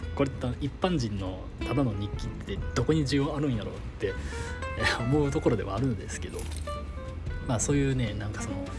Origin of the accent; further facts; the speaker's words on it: Kansai, Japan; 俺が関西人やから